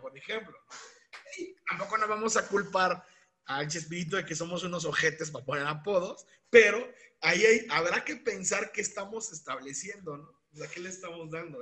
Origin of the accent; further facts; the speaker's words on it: Mexico; now in San Luis Potosí, Mexico; No soy un buen mexicano